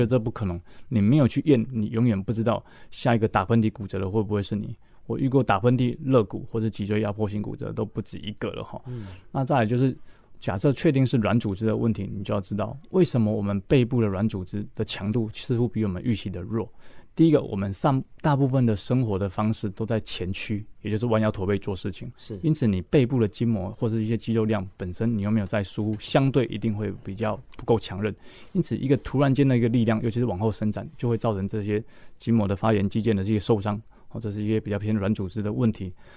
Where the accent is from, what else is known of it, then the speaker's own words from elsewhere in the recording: Tainan, Taiwan; 我来自的城市是台南市